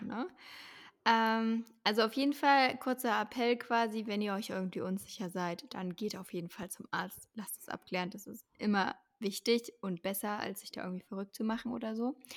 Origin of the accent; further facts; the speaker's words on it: Leipzig, Saxony, Germany; ich komme halt aus Leipzig